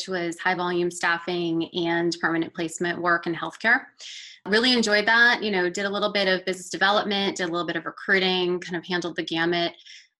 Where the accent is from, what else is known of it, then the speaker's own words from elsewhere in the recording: Boca Raton, Florida, United States; moved away as an adult; now in Atlanta, United States; I'm originally from Boca Raton, Florida